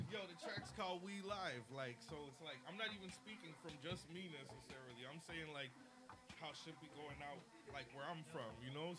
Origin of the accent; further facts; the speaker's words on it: Toronto, Ontario, Canada; I grew up in Canada